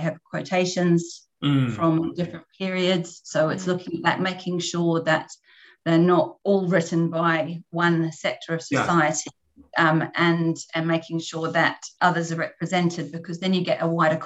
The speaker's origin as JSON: {"language": "English", "country": "New Zealand", "moved": "yes", "said": "I'm from New Zealand originally. But I've lived in different countries teaching English"}